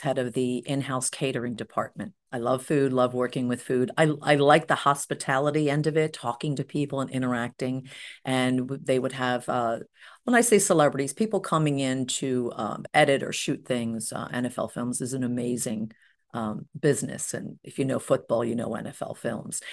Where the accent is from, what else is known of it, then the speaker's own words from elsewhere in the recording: Cherry Hill, New Jersey, United States; I grew up in Cherry Hill, New Jersey